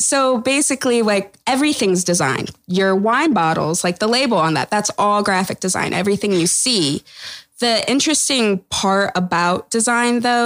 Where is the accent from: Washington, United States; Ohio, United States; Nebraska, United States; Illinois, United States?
Ohio, United States; Toledo; So I'm originally from Ohio, Toledo, Ohio. Grew up there